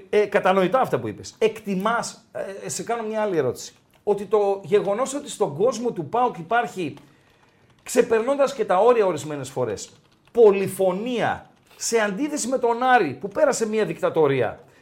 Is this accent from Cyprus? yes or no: no; Thessaloniki, Central Macedonia, Greece; also born or lived in Germany; όταν ήρθα από τη Γερμανία το 73, το 73 ήρθαμε από τη Γερμανία. 5 ε, χρόνο. έξι 67 γεννηθεί.